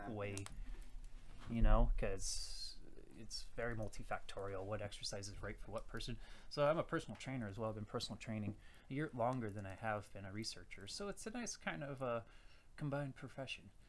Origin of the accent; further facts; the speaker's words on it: Virginia, United States; moved away as an adult; now in Saskatoon, Canada; I am from Virginia, USA. I moved here in uh, August 2015